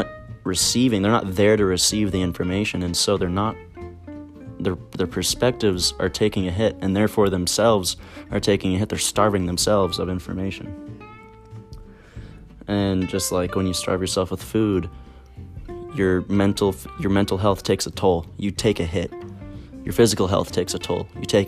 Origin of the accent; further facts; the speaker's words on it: Alberta, Canada; I grew up in Alberta, so sometimes you get to run into the forest that was just near, it's literally all around us, the boreal forest.